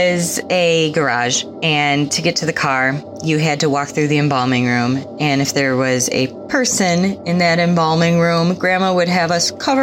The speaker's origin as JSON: {"language": "English", "town": "Chicago", "region": "Illinois", "country": "United States", "said": "I am from Chicagoland"}